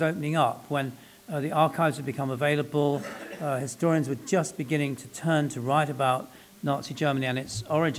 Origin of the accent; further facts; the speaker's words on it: London, United Kingdom; I was born and brought up in London, and my family are Welsh